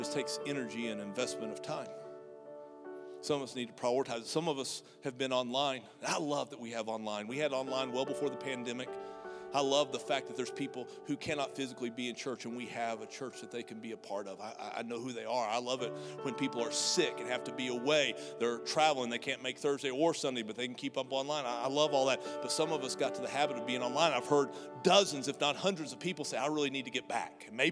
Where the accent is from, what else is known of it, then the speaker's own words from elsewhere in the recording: United States; I'm an American